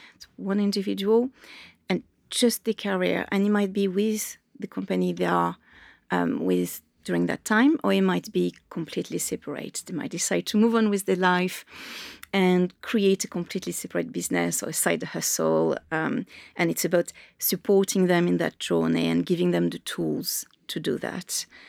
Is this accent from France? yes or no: yes; Marseille, Provence-Alpes-Côte d'Azur, France; English is a second language; also born or lived in Dublin; now in London, United Kingdom; I grew up in Marseille, so I grew up on the coast